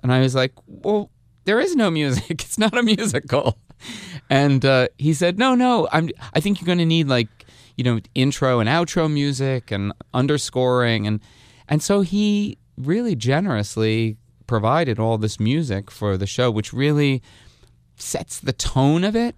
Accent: Hasbrouck Heights, New Jersey, United States; I'm from northern New Jersey too, from Hasbrook Heights.

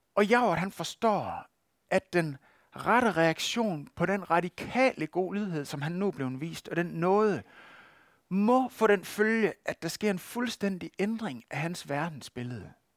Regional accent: West Jutland, Denmark; accent: West Jutlandic; hvis man skal udtale det på vestjysk, hvor jeg kommer fra

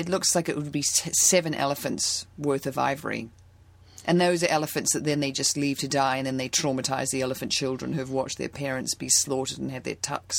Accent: New Zealand; now in Santa Monica, United States; I'm from New Zealand.

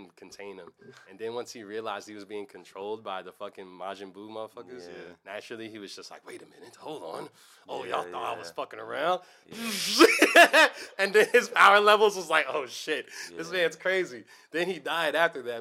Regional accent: New York City, New York, United States; I'm from New York

